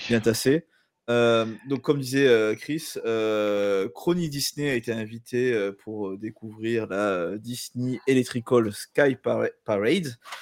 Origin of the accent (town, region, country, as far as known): France